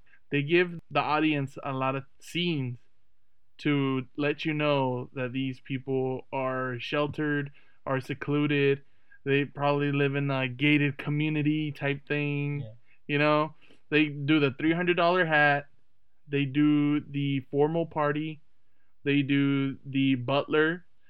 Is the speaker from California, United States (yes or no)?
yes; Lynwood, California, United States; I tell people all the time I grew up in Lynwood.